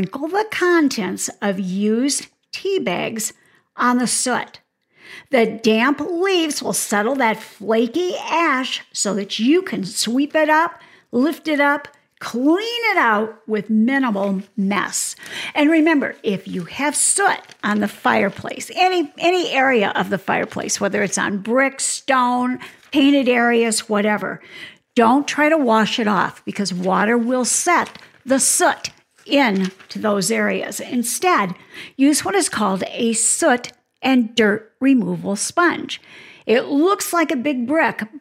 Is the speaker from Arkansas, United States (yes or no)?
no; Michigan, United States; now in Arizona, United States; Now, I live in Arizona, so fortunately, I don't have to shovel snow, but I'm from Michigan